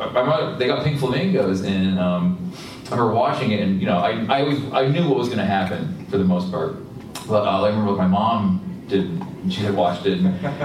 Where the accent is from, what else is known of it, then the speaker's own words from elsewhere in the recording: Vermont, United States; now in Pennsylvania, United States; I'm from Vermont, so it's cold there, too.